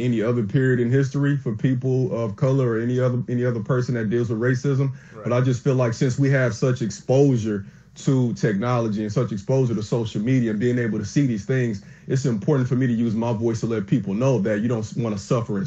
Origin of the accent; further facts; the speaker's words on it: Chicago, Illinois, United States; I'm from Chicago, from the south side, but I'm a high school teacher now in the suburbs.